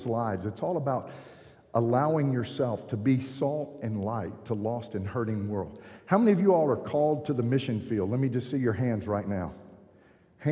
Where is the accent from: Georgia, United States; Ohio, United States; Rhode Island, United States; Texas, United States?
Georgia, United States; I'm from Georgia